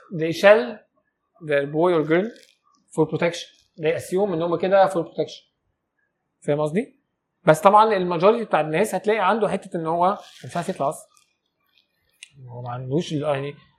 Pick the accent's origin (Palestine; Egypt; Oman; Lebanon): Egypt; انا مواطن مصري عادي